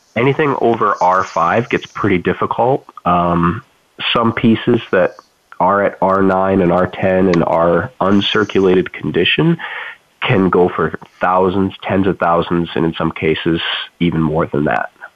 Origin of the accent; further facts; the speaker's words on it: Toledo, Ohio, United States; my hometown area where i grew up, grew up in uh, toledo ohio